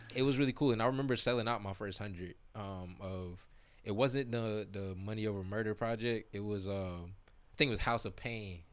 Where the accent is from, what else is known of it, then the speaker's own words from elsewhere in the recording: South Florida, United States; moved away; growing up in South Florida